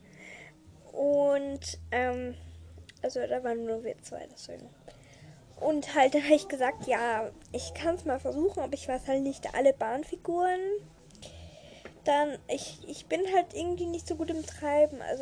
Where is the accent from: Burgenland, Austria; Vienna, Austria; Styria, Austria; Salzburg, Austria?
Vienna, Austria; also bei uns in Österreich hat, glaube ich, noch, haben noch alle, glaube Weil wir, also wir in Wien halt, unsere Sommerferien sind das erste aus